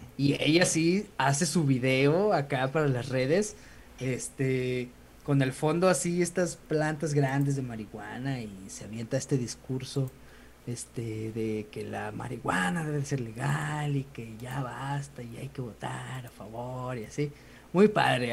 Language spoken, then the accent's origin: Spanish; San Luis Potosí, Mexico; somos potosinos